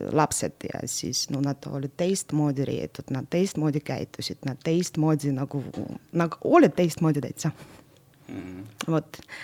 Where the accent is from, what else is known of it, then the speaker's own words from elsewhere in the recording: Narva, Ida-Viru County, Estonia; first language Russian; Estonian is a second language; moved away as an adult; also born or lived in Nizhny Novgorod, Russia / Tartu, Estonia; mina olen pooleteistaastane, kui mind toodi, vanemad tõid äh, Narva ja siis mm -hmm. ma mhm. Narvas kasvasin ja Narvas lõpetasin kooli